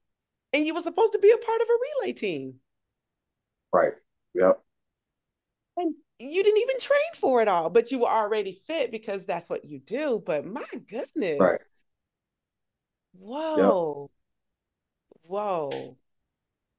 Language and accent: English; Augusta, Georgia, United States; my hometown. Shout out to Augusta, the AUG